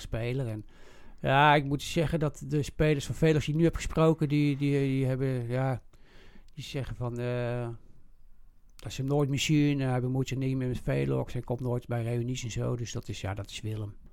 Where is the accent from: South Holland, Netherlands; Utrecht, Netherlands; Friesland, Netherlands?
Utrecht, Netherlands; Ik ben een echte Zuilenees. ik ben geboren op getogen op Zuilen.